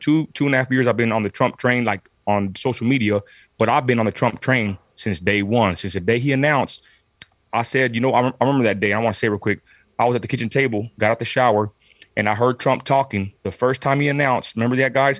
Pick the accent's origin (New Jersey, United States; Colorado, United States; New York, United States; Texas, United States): Texas, United States; Midland; I'm from Southside Midland, Texas